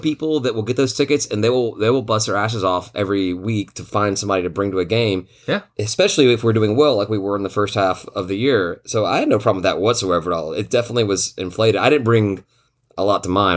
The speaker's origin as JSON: {"language": "English", "region": "Tennessee", "country": "United States", "moved": "yes", "said": "I'm from Tennessee"}